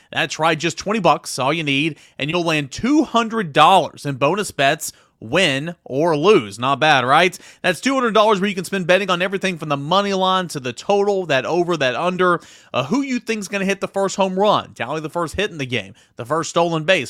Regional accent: East Tennessee, United States; Growing up in East Tennessee, going to Tennessee games, watching Tennessee every single week

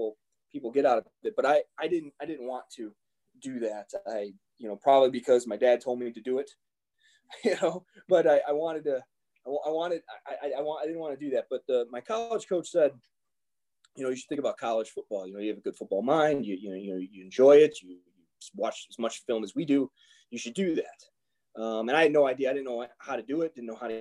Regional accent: Bensenville, Illinois, United States; I grew up in Bensonville, Illinois

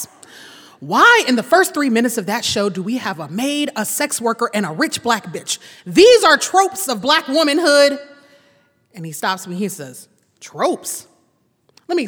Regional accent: Louisiana, United States; We're both from Louisiana. We were both raised in the church

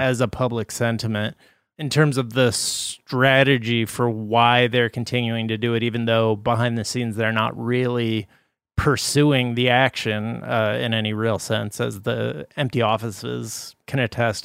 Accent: Midwest, United States; moved away; also born or lived in East Coast; I grew up in the Midwest

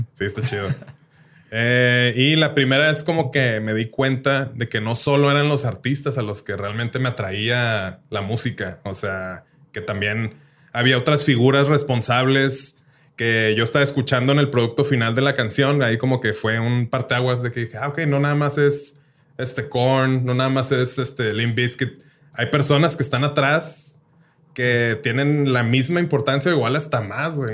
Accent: Ciudad Juárez, Chihuahua, Mexico; moved away; also born or lived in Colima, Mexico / Mexico City, Mexico; yo nací en Colima. A los, cuando tenía tres años me vine para acá a Juárez.

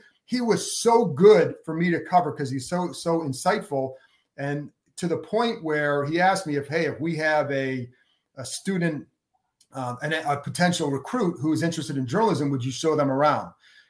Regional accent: Lakewood, Ohio, United States; I grew up in Cleveland, right, or in Lakewood, so Cleveland area.

